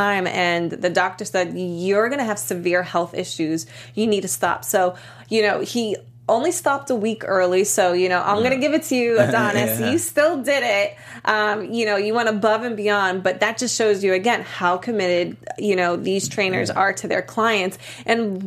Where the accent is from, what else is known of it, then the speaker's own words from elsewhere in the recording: Boston, Massachusetts, United States; I'm from Boston